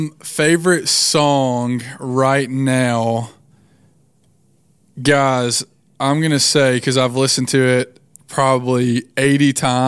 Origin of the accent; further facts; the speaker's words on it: Tupelo, Mississippi, United States; moved away as an adult; now in Millington, United States; I was born and raised in Tupelo, Mississippi. I went to college at Mississippi State University for a couple years and played basketball at Blue Mountain College for a couple years.